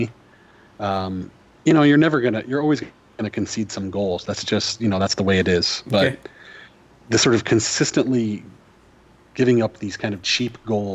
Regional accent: United States; I'm an American

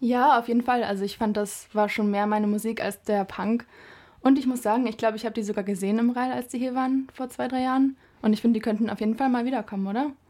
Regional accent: the area around Kiel, Schleswig-Holstein, Germany; ich komme zwar aus der Gegend um Kiel

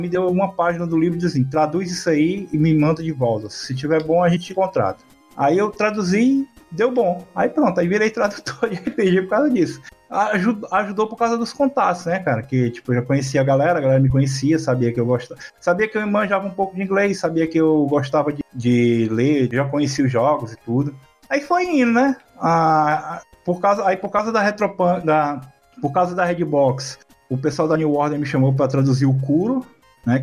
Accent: Região dos Lagos, Rio de Janeiro, Brazil

